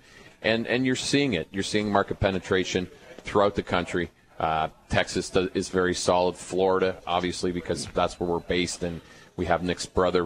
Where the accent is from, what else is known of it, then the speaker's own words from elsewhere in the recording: Canada; moved away; I'm originally from Canada.